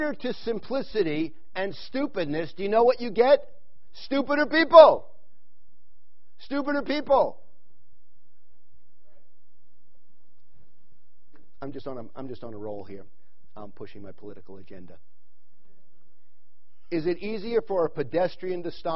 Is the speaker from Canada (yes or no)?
no; New York, United States; now in Wickenburg, United States; I grew up in New York